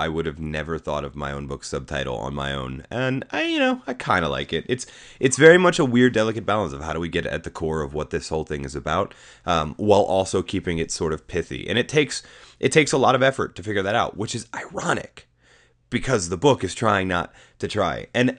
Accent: United States; I'm an American.

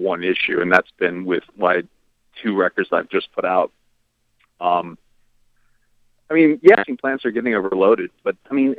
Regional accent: Virginia Beach, Virginia, United States; I grew up in Virginia Beach, Virginia

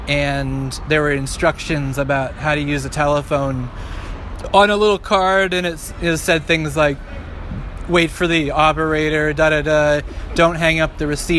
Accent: New York City, New York, United States; I'm from Brooklyn.

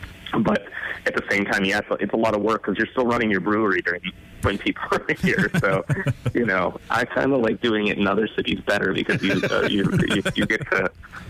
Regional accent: Michigan, United States; moved away as an adult; also born or lived in Colorado; now in Oregon, United States; I grew up in Michigan, lived in Colorado for a while, and now Oregon.

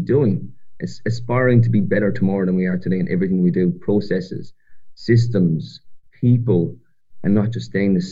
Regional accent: Ireland; moved away as an adult; now in Australia; I'm from the other side of the world, from a little country called Ireland. I grew up in Ireland, and I made my way to Australia about 6.5 years ago

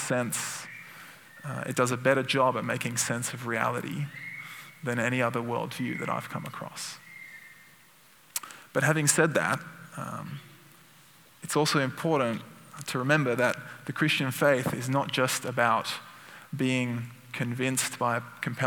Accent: Sydney, New South Wales, Australia; my hometown, Sydney

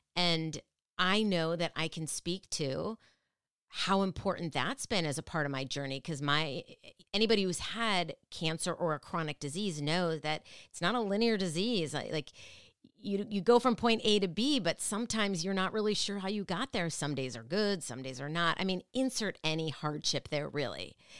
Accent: Minneapolis, Minnesota, United States; moved away; I love Minneapolis, and I'm from Minneapolis, but I am not in Minneapolis now

